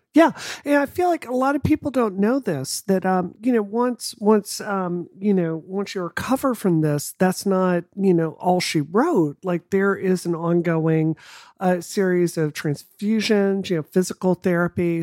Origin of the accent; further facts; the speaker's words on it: Mississippi, United States; growing up in Mississippi, it's not a secret that it's one of the poor states in the country